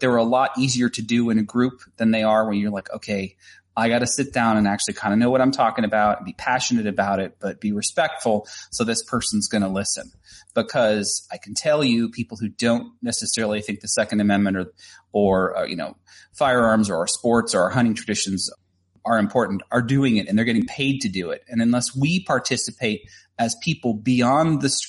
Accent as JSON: {"language": "English", "region": "Tennessee", "country": "United States", "also_born_or_lived": "Chattanooga, Tennessee", "said": "here in Tennessee as well, because it's my home state"}